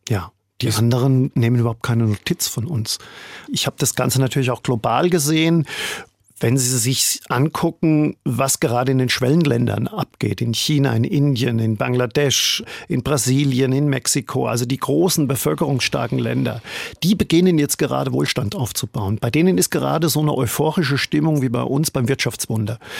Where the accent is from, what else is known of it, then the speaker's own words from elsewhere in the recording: Germany; moved away as an adult; now in New York, United States; ich bin Deutscher und Valerie, meine Frau, die ist Österreicherin